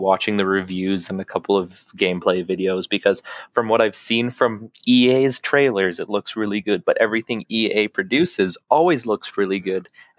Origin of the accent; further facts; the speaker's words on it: Canada; well, we're Canadian. I said, yeah.